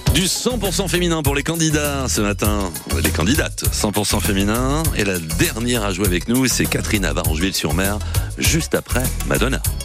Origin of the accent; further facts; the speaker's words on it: Dieppe, Normandy, France; je suis Dieppois de naissance